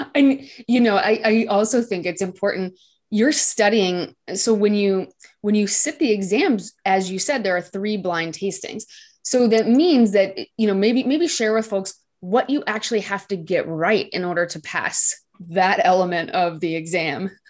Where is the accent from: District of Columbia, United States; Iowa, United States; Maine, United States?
Iowa, United States; I'm from Iowa, and I did not grow up with wine on my table